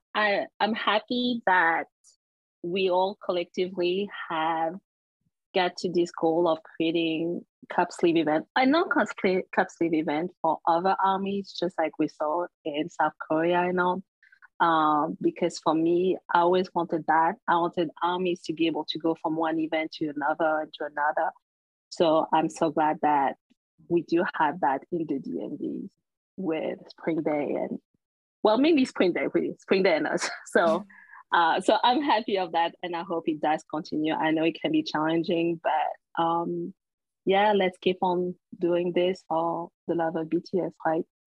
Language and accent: English; Paris, Île-de-France, France; moved away; as Parisians because that's my hometown.